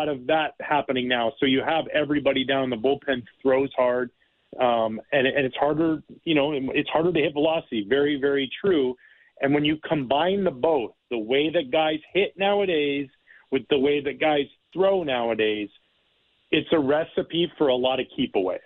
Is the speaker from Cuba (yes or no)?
no; Canada; moved away as an adult; now in United States; I live in the United States, but I'm born and raised in Canada